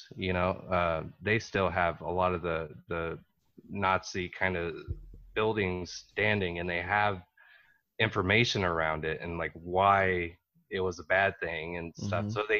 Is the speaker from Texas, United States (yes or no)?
yes; Texas, United States; I'm originally from Texas and the stuff I get, you know, it's like, well, you don't have an accent.